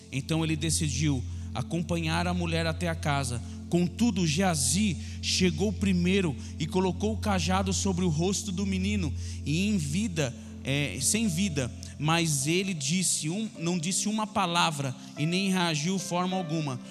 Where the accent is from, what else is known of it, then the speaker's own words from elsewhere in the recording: São Paulo, Brazil; Nós somos lá de Itaquera